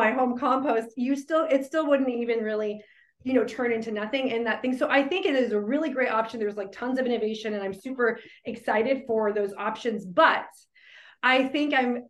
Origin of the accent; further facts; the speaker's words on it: Phoenix, Arizona, United States; now in Durham, United States; I'm originally from Phoenix, Arizona